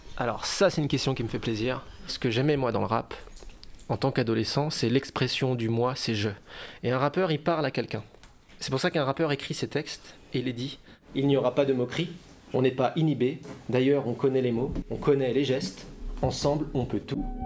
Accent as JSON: {"language": "French", "town": "Dijon", "region": "Bourgogne-Franche-Comté", "country": "France", "moved": "yes", "lives_now": "Lyon, France", "said": "J'habite à Lyon. Je viens de Dijon."}